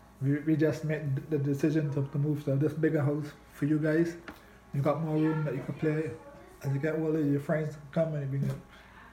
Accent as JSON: {"language": "English", "country": "Canada", "said": "but as a Canadian, I'm going for the Raptors tonight. It's good for Canada."}